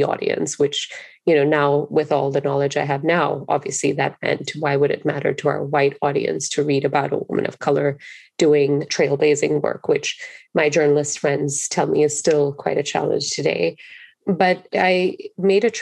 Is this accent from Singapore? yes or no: yes; Singapore; moved away as an adult; now in United States; growing up in Singapore is it is a very racially diverse country